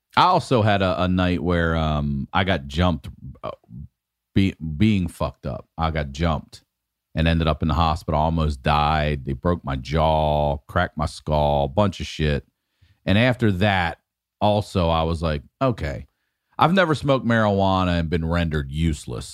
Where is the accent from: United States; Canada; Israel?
United States; Maryland; very confusing time growing up in Maryland because we're forty-five minutes from D C